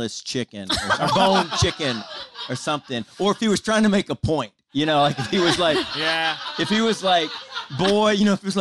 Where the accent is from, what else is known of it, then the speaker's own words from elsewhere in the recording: the South, United States; I grew up in the South, and my uncle raised me